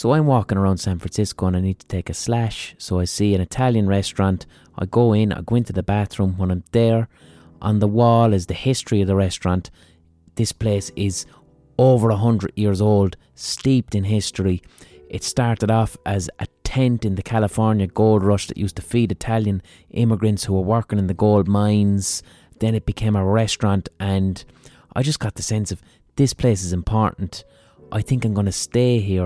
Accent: Ireland

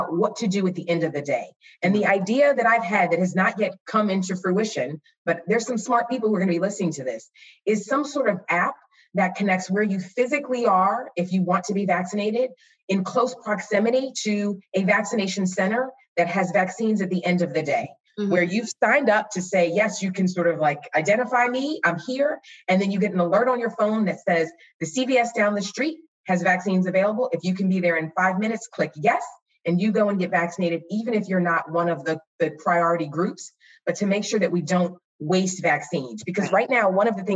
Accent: Philadelphia, Pennsylvania, United States; I grew up in Philly

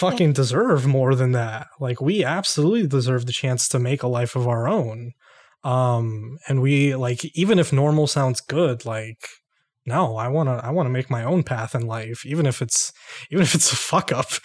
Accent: New York, United States; I'm from New York

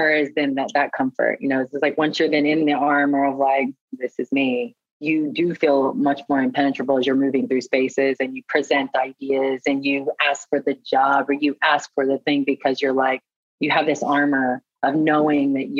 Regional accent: Oklahoma, United States; moved away; also born or lived in New York; growing up in Oklahoma, in a small town in Oklahoma

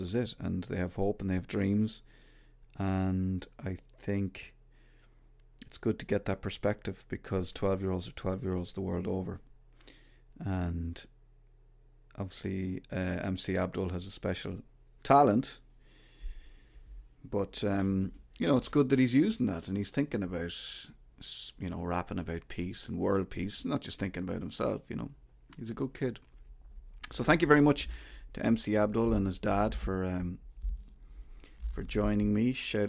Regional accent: Ireland; as Irish people, we should sympathize with them as well

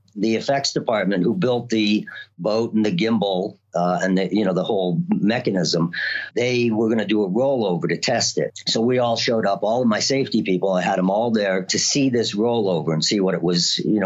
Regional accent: East Coast, United States; moved away as an adult; also born or lived in New York City; now in Los Angeles, United States; I grew up on the East Coast

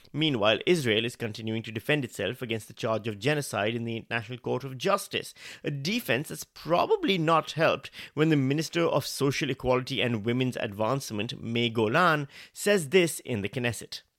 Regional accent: Pakistan; now in Australia; I'm from Pakistan

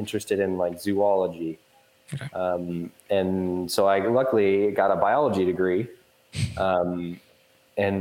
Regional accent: Portland, Oregon, United States; also born or lived in Newport, Oregon; I'm from the Portland area originally

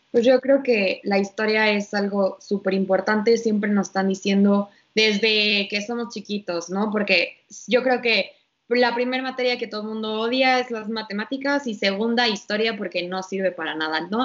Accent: Mexico

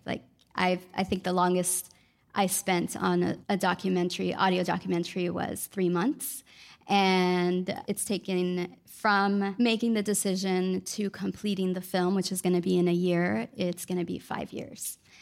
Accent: Los Angeles, California, United States; also born or lived in Mexico; now in New Orleans, United States; I'm an audio producer and filmmaker based in New Orleans, um, though I'm originally from Los Angeles and my family's from Mexico.

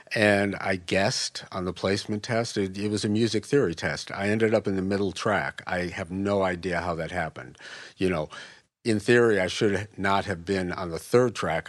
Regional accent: Westchester, New York, United States; moved away as an adult; also born or lived in Chicago / Saint Louis / San Francisco; moved to Westchester, twenty miles north of the city when I was three. Pretty much grew up there

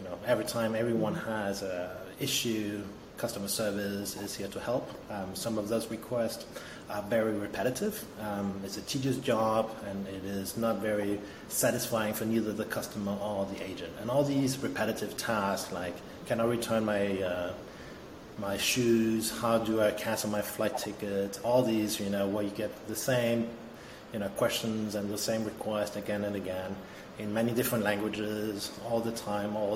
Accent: France; also born or lived in Denmark; now in Berlin, Germany; I'm originally from Denmark, grew up in France

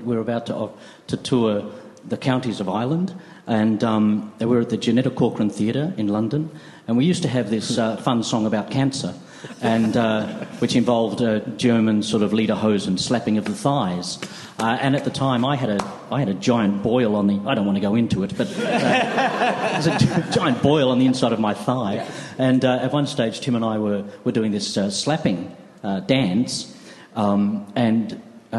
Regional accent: Australia; we came from Australia

